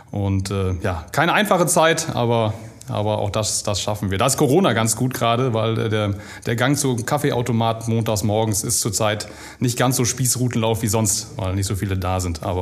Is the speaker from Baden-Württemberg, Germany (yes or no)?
no; Rheine, North Rhine-Westphalia, Germany; Ich bin äh, gebürtiger Rheinenser, bin hier groß geworden, aufgewachsen, war zwischendurch mal ein bisschen weg